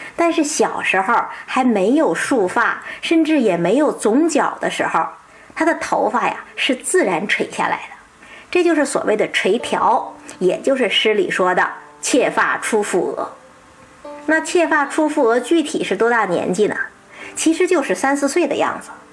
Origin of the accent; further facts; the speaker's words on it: China; 我们中国人呐，追求的不是这种一把火的炽烈，而是一江水的长情